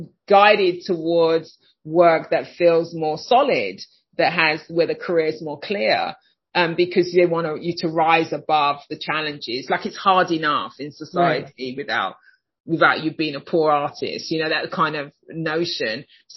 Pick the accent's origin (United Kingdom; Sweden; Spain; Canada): United Kingdom; moved away as an adult; now in Chicago, United States; I live in Chicago. You can hear I'm not from Chicago.